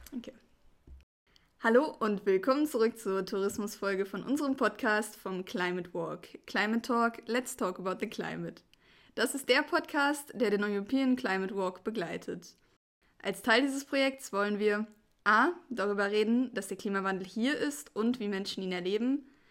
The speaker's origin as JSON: {"language": "German", "area": "Ruhr area", "region": "North Rhine-Westphalia", "country": "Germany", "tie": "born or raised there", "moved": "yes", "said": "ich komme aus dem Ruhrgebiet, hab da halt auch am Anfang, äh, während meiner Schulzeit und sowas gewohnt"}